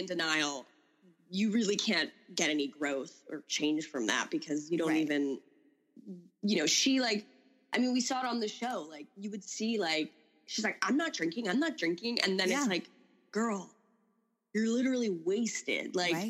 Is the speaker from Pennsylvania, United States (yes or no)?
no; New York, United States; I'm from New York and my dad worked in the city.